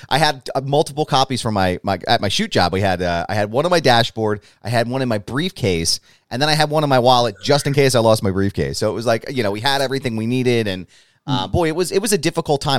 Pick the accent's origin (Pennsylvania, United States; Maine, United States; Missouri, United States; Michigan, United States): Pennsylvania, United States; Philadelphia; I'm from Philadelphia